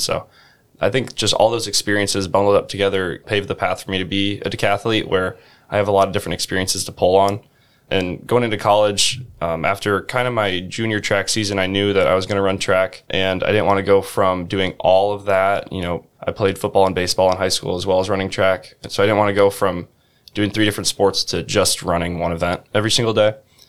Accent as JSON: {"language": "English", "town": "Iowa City", "region": "Iowa", "country": "United States", "tie": "born or raised there", "said": "I grew up in Iowa City"}